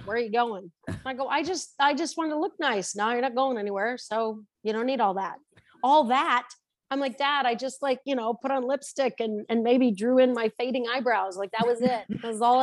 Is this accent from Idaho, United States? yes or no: yes; Idaho Falls, Idaho, United States; moved away; I'm actually from Idaho Falls